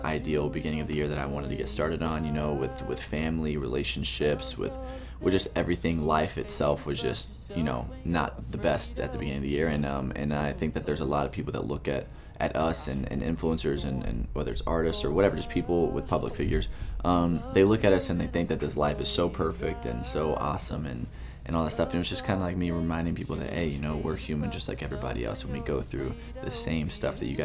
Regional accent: Texas, United States; moved away; I'm from Texas originally. You know, I grew up in the South

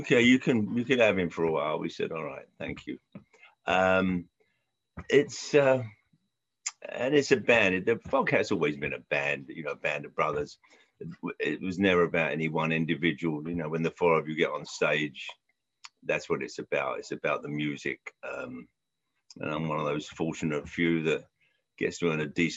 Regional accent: London, United Kingdom; moved away; I grew up in Southwest London and Central London.

